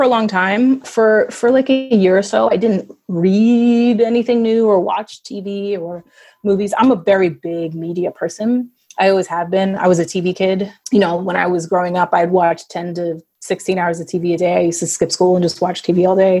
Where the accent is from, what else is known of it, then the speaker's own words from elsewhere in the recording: New York City, New York, United States; I grew up in New York City